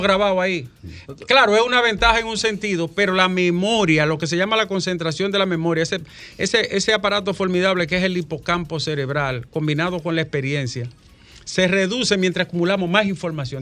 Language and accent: Spanish; Dominican Republic; yo soy de Arroyo Toro